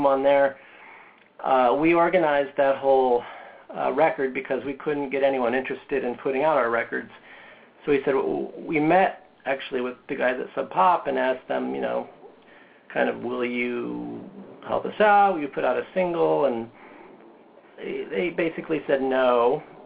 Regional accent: Indianapolis, Indiana, United States; I'm from Indianapolis

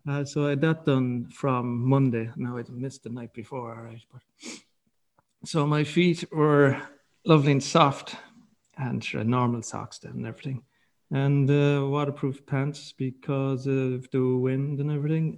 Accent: County Kerry, Ireland; I'm from Kerry

